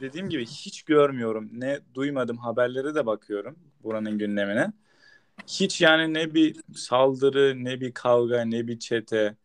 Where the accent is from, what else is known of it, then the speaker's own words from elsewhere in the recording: Turkey; biz Türk'üz